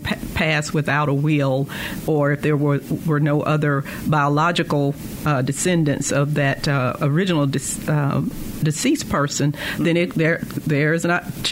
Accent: Verona, Mississippi, United States; I grew up in Verona, Mississippi on a farm

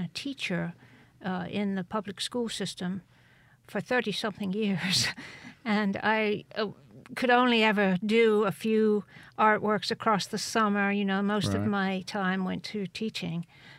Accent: Cheltenham, South West England, United Kingdom; born there; Yeah, in Gloucestershire, which is about 100 miles due west of London, close to Wales. And I went to art school in England.

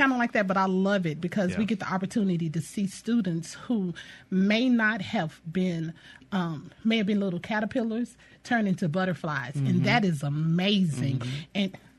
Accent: Louisiana, United States; now in Jackson, United States; I'm not from Jackson, I'm a native of Louisiana

